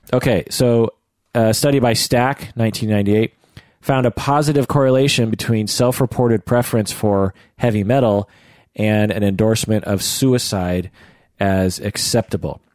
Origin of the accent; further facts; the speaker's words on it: United States; grew up in the United States